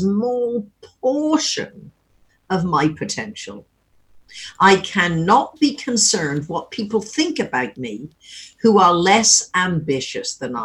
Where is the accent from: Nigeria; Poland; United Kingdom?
United Kingdom; Wimborne, South West England; moved away as an adult; now in California, United States; when we grew up in Wimborne